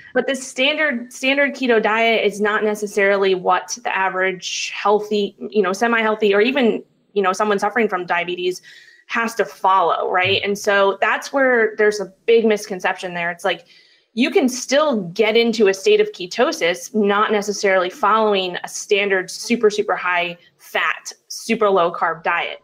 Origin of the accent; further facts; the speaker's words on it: New York City, New York, United States; So I grew up in Manhattan, New York. That's where I'm originally from